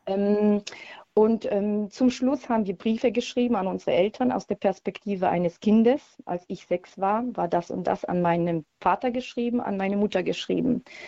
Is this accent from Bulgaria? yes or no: no; Poland; now in Heilbronn, Germany; ich komme ursprünglich aus Polen